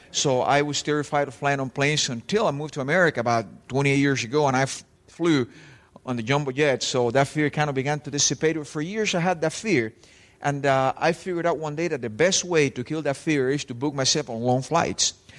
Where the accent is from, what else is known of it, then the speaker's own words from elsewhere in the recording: Spain; English is a second language; also born or lived in Cuba / Texas; now in Miami, United States; I was from Spain